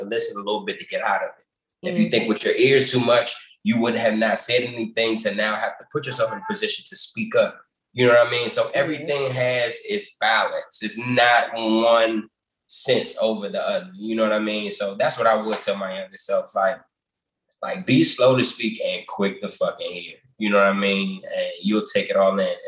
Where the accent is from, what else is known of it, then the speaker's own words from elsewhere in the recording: Washington, District of Columbia, United States; I'm originally from Washington, D.C. I was born in Columbia Hospital for Women, that hospital.